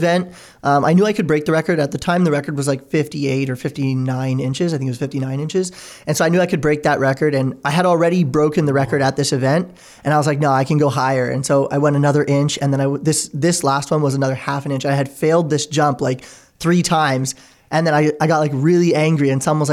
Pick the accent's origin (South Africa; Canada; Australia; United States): Canada; Oakville, Ontario; We grew up in Oakville together